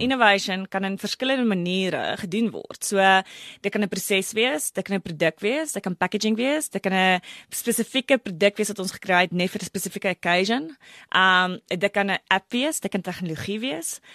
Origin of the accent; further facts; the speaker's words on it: Brits, North West, South Africa; ek het groot geword in Brits voor 'n baie klein dorpie